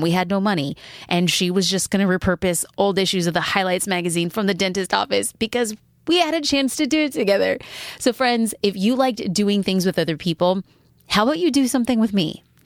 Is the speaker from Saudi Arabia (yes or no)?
no; Newport Beach, California, United States; my hometown, which would be hashtag cafe gratitude Newport Beach